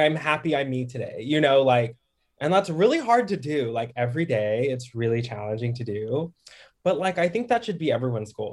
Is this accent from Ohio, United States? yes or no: no; Dallas, Texas, United States; also born or lived in Harlem, New York; now in Brooklyn, United States; I'm from DFW, like Dallas.